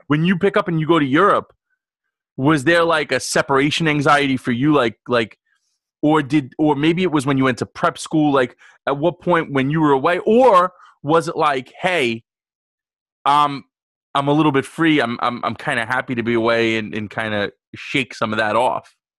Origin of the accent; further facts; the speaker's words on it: New York, United States; I grew up in New York